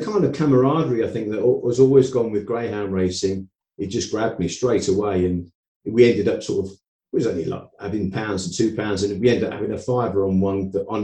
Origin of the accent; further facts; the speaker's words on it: Boston, East Midlands, United Kingdom; moved away; also born or lived in Essex; when I moved to Essex from, I come from Boston in Lincolnshire originally